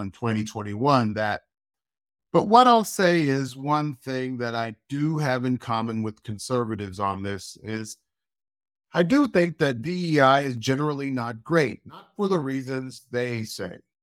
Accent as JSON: {"language": "English", "country": "United States", "tie": "born or raised there", "said": "I have many criticisms of my country of birth, and I could not deny the privileges that being American had provided for me"}